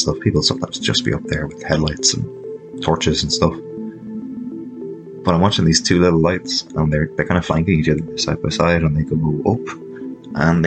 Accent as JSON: {"language": "English", "country": "Ireland", "also_born_or_lived": "Dublin", "said": "I'm from Ireland."}